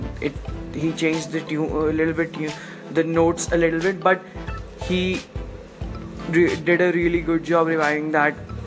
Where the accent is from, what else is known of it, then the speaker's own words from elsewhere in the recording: India; In India, I'm an Indian